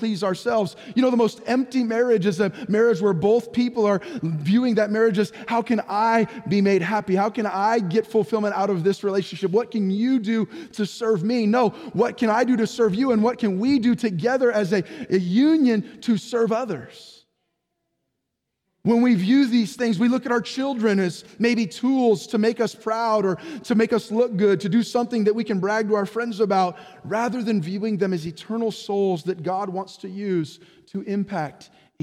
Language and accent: English; San Jose, California, United States; now in Orange County, United States; I was born and raised in San Jose there, San Jose, Santa Clara area